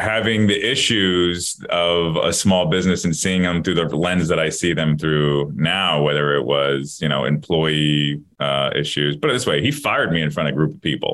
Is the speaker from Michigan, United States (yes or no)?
no; Florida, United States; I'm born and raised